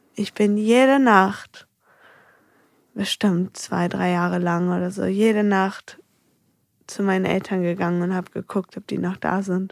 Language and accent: German; Heinsen, Germany; also born or lived in Andorf; mit vier sind wir von Andorf nach Heinsen gezogen, also umgezogen in mein neues Elternhaus.